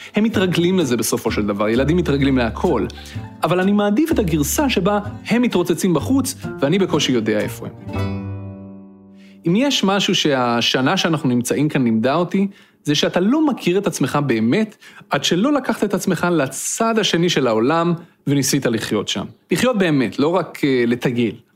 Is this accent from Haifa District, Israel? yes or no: no; Petah Tikva, Central District, Israel; moved away as an adult; now in Cambridge, United States; גדלתי בפתח תקווה